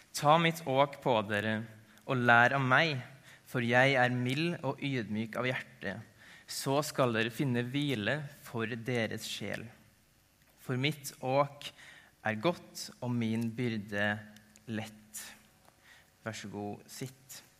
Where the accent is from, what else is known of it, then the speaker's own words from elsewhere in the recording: Ålvundfjord, Møre og Romsdal, Norway; moved away as an adult; also born or lived in Tromsø; Jeg er opprinnelig nordmøring. Kommer fra ei lita bygd som heter Ålvundfjord